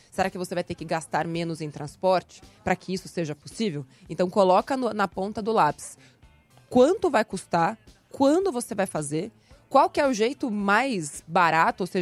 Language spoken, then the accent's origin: Portuguese; Recife, Pernambuco, Brazil; now in São Paulo, Brazil; eu vim de Recife para cá, para São Paulo, sem nenhuma reserva.